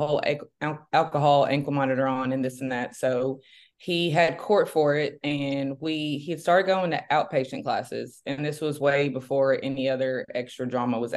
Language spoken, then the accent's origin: English; Memphis, Tennessee, United States; I'm from, born and raised in Memphis, Tennessee.